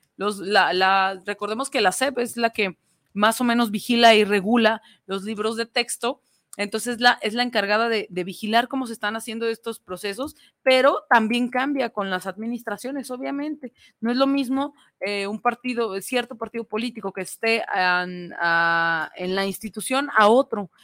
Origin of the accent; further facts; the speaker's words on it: Mexico; nosotros somos mexicanos